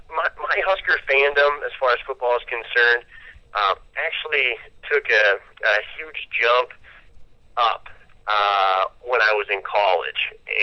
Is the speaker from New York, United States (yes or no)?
no; Nebraska, United States; also born or lived in California; I was from Nebraska, and that's what I represented.